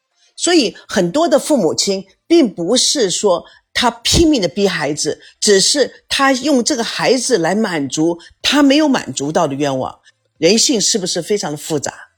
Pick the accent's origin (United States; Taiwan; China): United States; 我从美国来，中国的方式，美国的方式，对于亲人和朋友之间的一种情感以及看法，真的会很不一样。